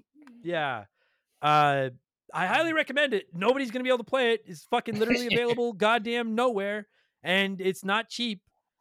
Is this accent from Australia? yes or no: no; Canada